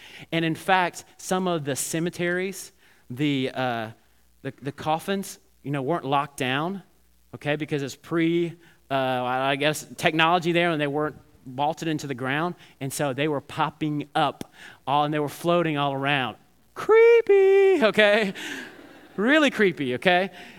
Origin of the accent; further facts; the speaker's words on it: Alabama, United States; I remember when I was growing up in Alabama, and my grandparents lived near the river